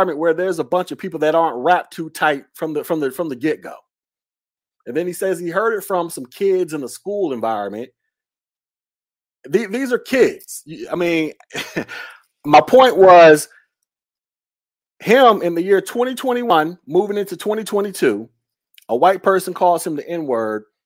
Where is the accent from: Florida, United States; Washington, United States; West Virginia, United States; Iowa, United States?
Florida, United States; also born or lived in Alabama; I'm from Florida. I live in Florida, so we both live in the South